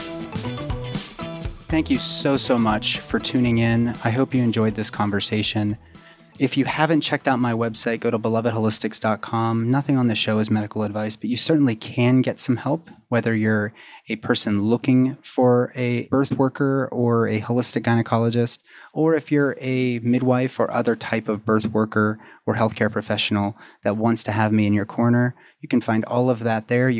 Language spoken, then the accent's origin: English; Pittsburgh, Pennsylvania, United States; my hometown of Pittsburgh